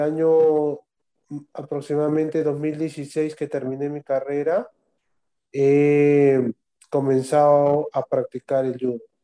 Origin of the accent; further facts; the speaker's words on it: Arequipa, Peru; moved away as an adult; yo vengo de la Ciudad Blanca y he dejado ahí familia, amigos, trabajo, toda una vida ya hecha